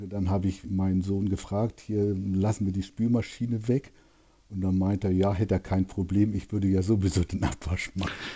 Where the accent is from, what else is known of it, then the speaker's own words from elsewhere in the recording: Hamburg, Germany; accent: Norddeutsch; moved away; also born or lived in Berlin; Also ich bin in Hamburg groß geworden und aufgewachsen